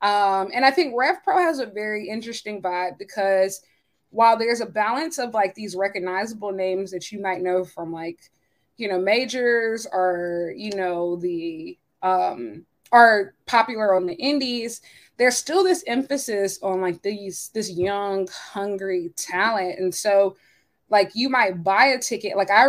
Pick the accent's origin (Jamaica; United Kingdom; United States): United States; as an American who had never been in the UK